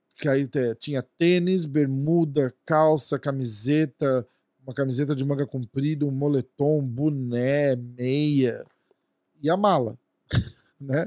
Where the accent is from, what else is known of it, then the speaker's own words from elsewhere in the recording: Brazil; a gente é do Brasil